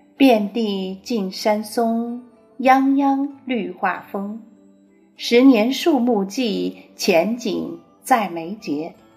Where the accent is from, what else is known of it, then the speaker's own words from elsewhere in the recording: Ganzhou, Jiangxi, China; now in Beijing, China; 干周是池大志先生的故乡，也是我的故乡